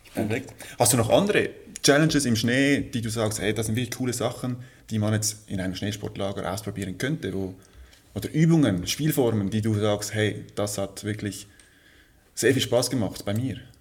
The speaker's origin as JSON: {"language": "German", "country": "Switzerland", "said": "Bei uns in der Schweiz ist es sehr, ja, sehr sportlich"}